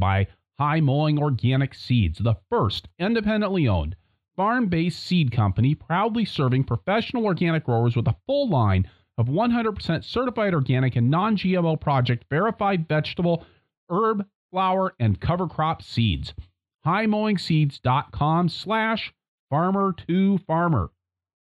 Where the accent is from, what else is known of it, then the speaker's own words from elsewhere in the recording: Wisconsin, United States; I'm from Wisconsin